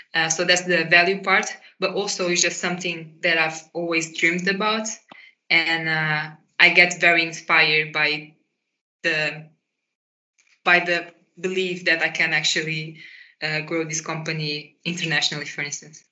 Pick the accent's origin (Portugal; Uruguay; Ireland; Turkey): Portugal; moved away as an adult; now in Netherlands; I grew up in Portugal and I started to study uh, with my bachelor's here in Netherlands